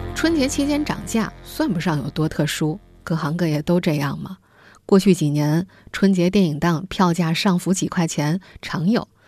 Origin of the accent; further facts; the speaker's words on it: Jiangsu, China; moved away; 我的老家江苏一个四线小城